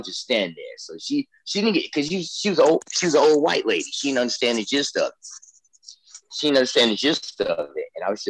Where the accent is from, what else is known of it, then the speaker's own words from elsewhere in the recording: Gary, Indiana, United States; I'm from Gary, Indiana.